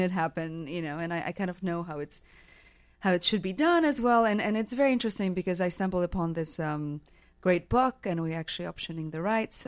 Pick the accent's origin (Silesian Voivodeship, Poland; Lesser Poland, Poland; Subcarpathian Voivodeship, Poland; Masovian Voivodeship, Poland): Lesser Poland, Poland; Krakow; moved away as an adult; also born or lived in Mexico / New York; I grew up in Krakow in Poland